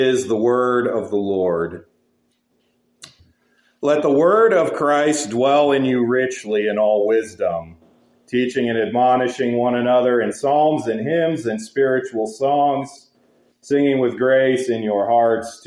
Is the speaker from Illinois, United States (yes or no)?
no; Wyoming, United States; growing up in Wyoming, as I did